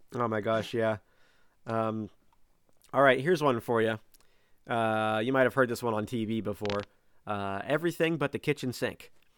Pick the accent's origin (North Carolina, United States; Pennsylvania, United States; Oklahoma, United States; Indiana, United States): Pennsylvania, United States; my home state